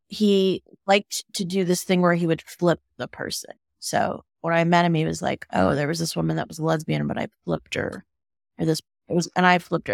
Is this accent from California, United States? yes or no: yes; California, United States; moved away as an adult; now in Boulder, United States; I live in Boulder, Colorado, and I'm native Californian